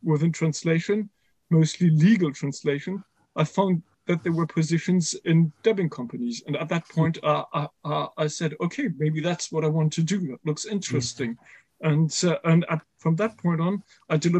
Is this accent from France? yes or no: yes; France; English is a second language; also born or lived in Germany; I was raised in a multilingual context because I was raised in France, but by German parents. So we spoke German at home